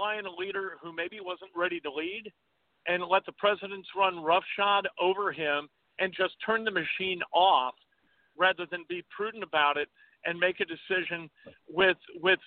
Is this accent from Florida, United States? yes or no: no; Chicago, Illinois, United States; I'm from Chicago. I grew up a Bears fan.